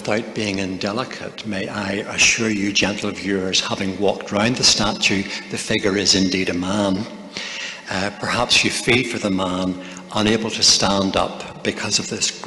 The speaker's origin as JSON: {"language": "English", "region": "Northern Ireland", "country": "United Kingdom", "tie": "born or raised there", "said": "I was raised in Northern Ireland in a Christian family"}